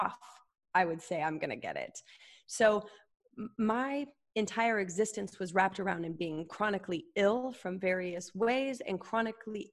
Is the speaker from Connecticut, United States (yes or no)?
no; Utah, United States; I grew up Mormon in Utah